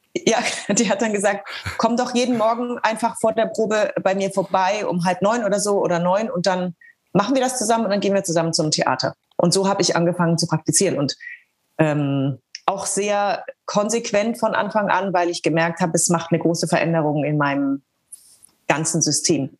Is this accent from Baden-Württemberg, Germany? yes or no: no; Eckental, Bavaria, Germany; moved away as an adult; also born or lived in Nuremberg / Hanover; ich wurde ja in Nürnberg geboren und ähm, lebte aber äh, 25 Kilometer außerhalb von Nürnberg ähm, in Eckental. Das ist ein Dorf mit Bauernhöfen